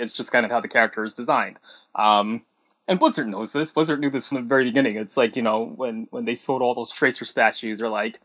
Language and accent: English; New York City, New York, United States; also born or lived in Kansas; I was born in New York and I lived in New York like maybe the earliest years of my life, and then my mom moved me out to Kansas for a while. But that was pretty short lived. Then she moved me back to New York.